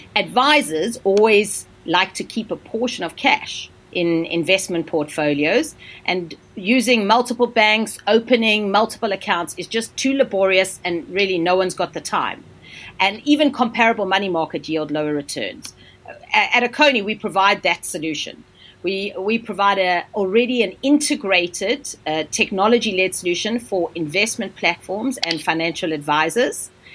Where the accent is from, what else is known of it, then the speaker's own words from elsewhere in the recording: South Africa; also born or lived in India; now in London, United Kingdom; I'm South African. So, I come from a country where there is massive income inequalities.